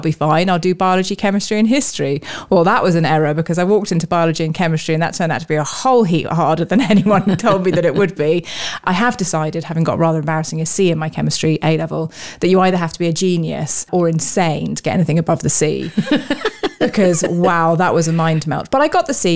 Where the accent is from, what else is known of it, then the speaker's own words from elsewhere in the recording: London, United Kingdom; I grew up also in London